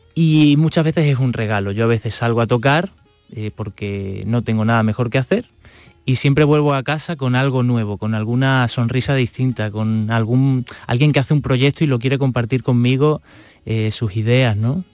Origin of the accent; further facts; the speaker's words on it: Extremadura, Spain; now in Andalusia, Spain; en todos estos años que he estado fuera de mi casa, porque yo soy de Extremadura, he estado aquí en Andalucía